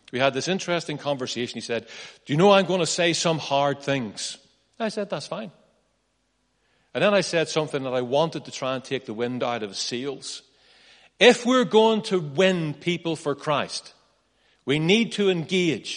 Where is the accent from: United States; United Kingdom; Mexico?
United Kingdom; Northern Ireland; I'm from Northern Ireland